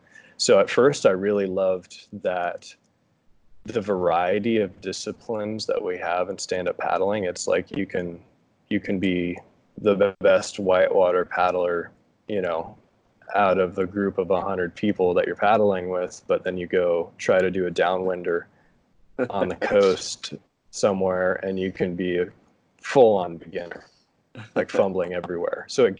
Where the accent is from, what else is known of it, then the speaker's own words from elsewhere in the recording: Grand Lake, Colorado, United States; moved away as an adult; also born or lived in Steamboat Springs, Colorado; I'm from Colorado, and I've lived in many different mountain communities in Colorado, currently residing in Steamboat Springs. And my hometown is about 2 hours east of Steamboat Springs, in a town called Grand Lake